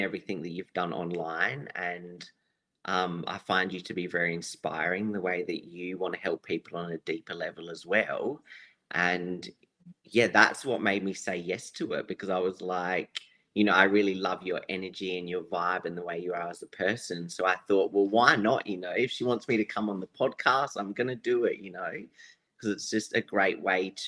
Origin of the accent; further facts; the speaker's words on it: Adelaide, South Australia, Australia; I'm from Adelaide, South Australia.